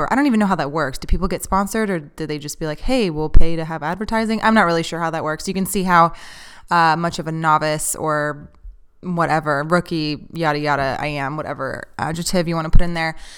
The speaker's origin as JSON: {"language": "English", "region": "Texas", "country": "United States", "tie": "born or raised there", "said": "I'm not a huge fan of Texas. I've lived here my whole life"}